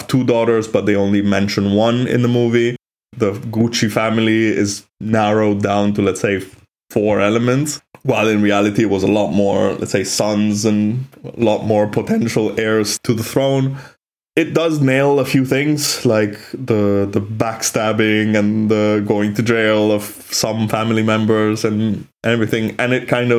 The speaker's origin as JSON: {"language": "English", "town": "Milan", "region": "Lombardy", "country": "Italy", "tie": "born or raised there", "said": "we were growing up in Milan in those years"}